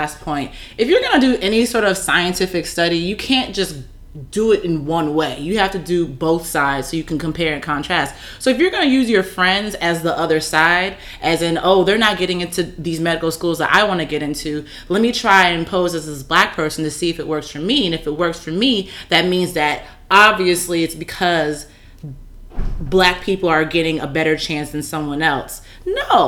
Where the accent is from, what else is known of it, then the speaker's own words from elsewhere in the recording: California, United States; I'm from California